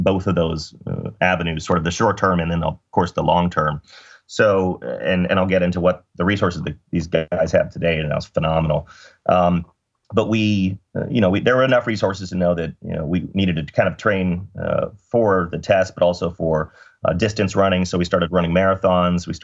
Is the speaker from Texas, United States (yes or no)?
yes; Dallas, Texas, United States; I grew up in Dallas and did my undergrad at Southern Methodist University